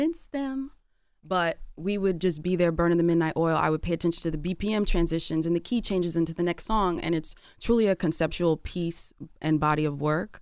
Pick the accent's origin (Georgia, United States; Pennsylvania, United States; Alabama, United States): Georgia, United States; Atlanta; I'm from Atlanta